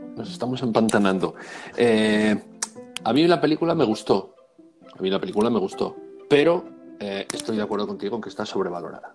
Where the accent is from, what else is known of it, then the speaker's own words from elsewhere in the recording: Murcia, Region of Murcia, Spain; yo nací en Murcia